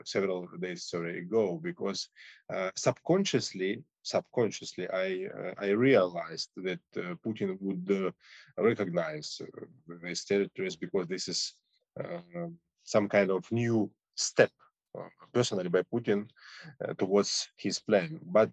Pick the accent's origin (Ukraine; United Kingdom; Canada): Ukraine; Donetsk, Donetsk Oblast; English is a second language; now in Kyiv, Ukraine; I saw the South Ossetian conflict, because my ethnicity is Ossetian, and I was born in Ukraine in Donbass, but my father from Ossetia